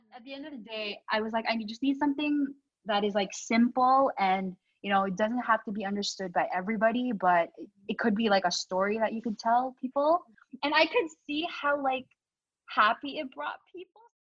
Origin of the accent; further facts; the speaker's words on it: Canada; also born or lived in Philippines; I was born in the Philippines, and you know, we headed to Canada when I was five years old, and I do have like memories of the Philippines, um, but you know, I definitely would say I grew up here in Canada